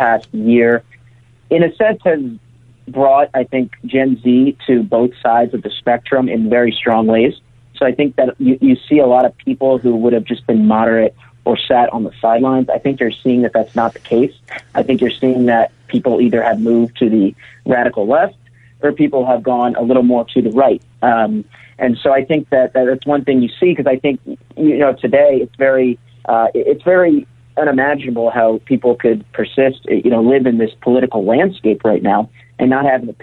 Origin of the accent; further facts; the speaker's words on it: outside Philadelphia, Pennsylvania, United States; also born or lived in Pittsburgh; I'm from outside Philadelphia.